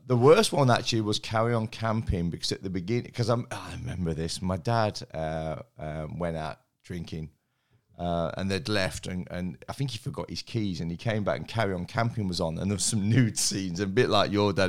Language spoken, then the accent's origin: English; Derby, East Midlands, United Kingdom; moved away; I was born in Derby